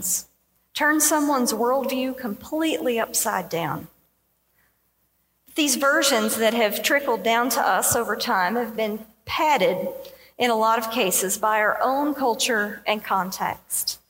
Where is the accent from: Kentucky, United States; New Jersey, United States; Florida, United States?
Kentucky, United States; southeastern; moved away; I was from southeastern Kentucky.